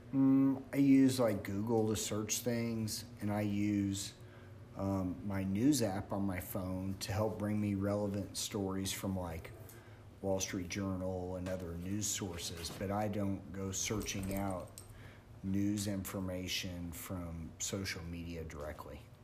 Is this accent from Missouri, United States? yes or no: yes; Springfield, Missouri, United States; I'm from Springfield, Missouri